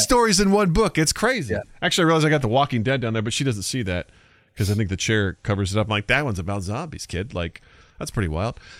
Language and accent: English; Missouri, United States; I'm from Missouri